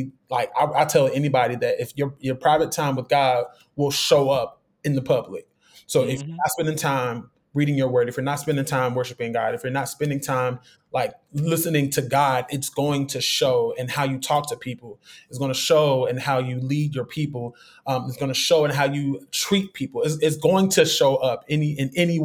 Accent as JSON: {"language": "English", "town": "Cincinnati", "region": "Ohio", "country": "United States", "tie": "born or raised there", "moved": "as an adult", "lives_now": "Oklahoma, United States", "said": "born and raised, Cincinnati, 513 all day"}